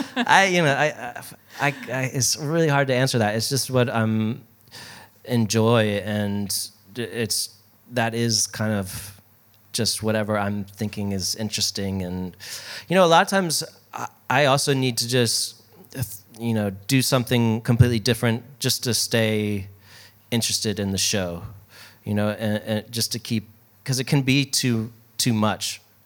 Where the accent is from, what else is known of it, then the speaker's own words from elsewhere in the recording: Baltimore, Maryland, United States; moved away; also born or lived in New York; I'm from Baltimore originally. So when I moved to New York